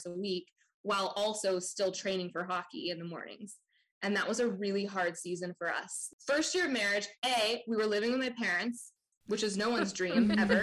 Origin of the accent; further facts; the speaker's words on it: Orange County, California, United States; moved away as an adult; also born or lived in New York; I grew up in Orange County, California